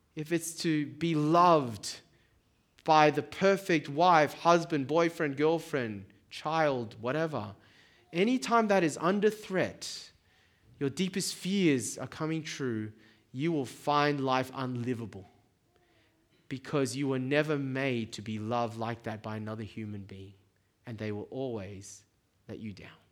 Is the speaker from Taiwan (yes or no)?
yes; Taiwan; now in Sydney, Australia; I come from Taiwan